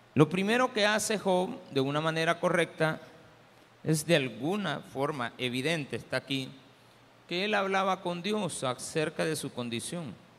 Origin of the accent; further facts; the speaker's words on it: El Salvador; Diferentes somos los salvadoreños